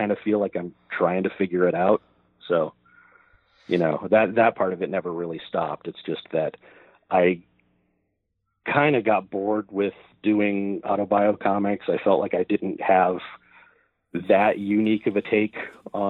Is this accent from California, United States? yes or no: no; Oregon coast, United States; I grew up on the Oregon coast.